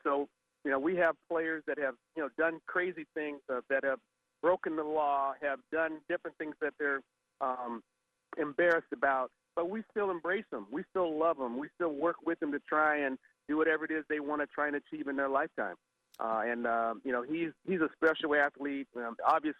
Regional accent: Southern California, United States; I grew up in Southern California

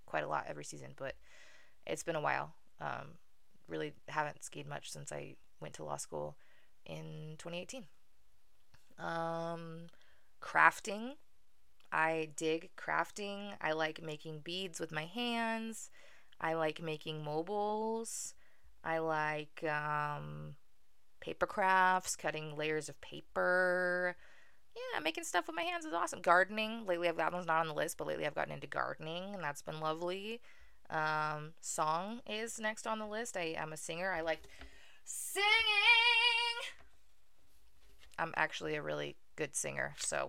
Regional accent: Utah, United States; also born or lived in Maracaibo, Venezuela; I was born in Maracaibo, Venezuela, the bustling metropolis, second largest city in the country, and moved to the United States to the inglorious state of Utah when I was 4 months old

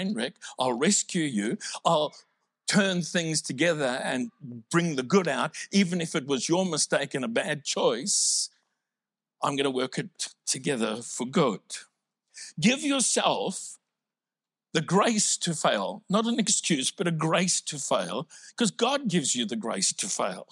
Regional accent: South Africa; now in Australia; I'm originally from South Africa

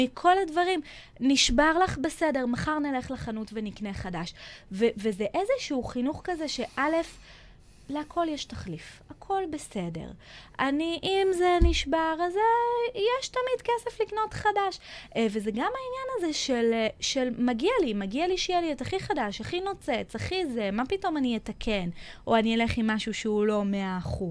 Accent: Israel; אנחנו כישראלים

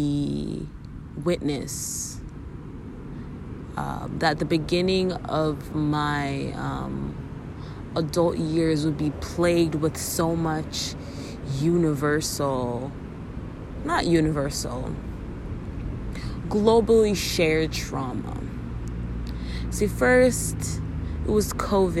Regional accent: Canada; As a Canadian

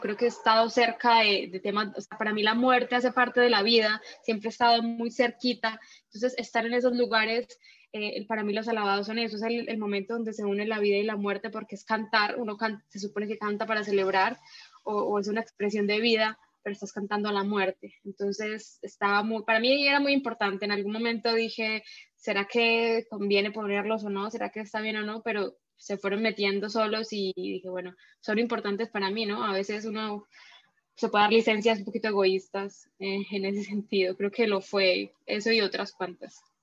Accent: Chocó, Colombia; yo no soy del Chocó, entonces, estudiar allí era mm, aprender todo. Llegué muy pequeña

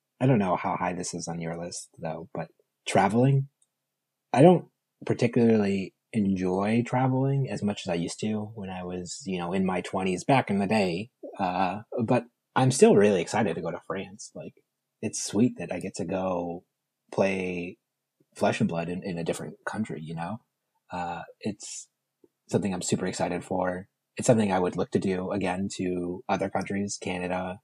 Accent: Cleveland, Ohio, United States; now in Indianapolis, United States; I'm from Cleveland

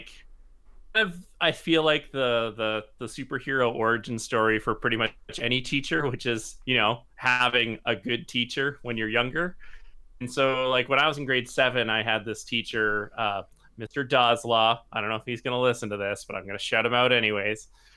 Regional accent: Regina, Saskatchewan, Canada; moved away; Like I'm from Regina originally

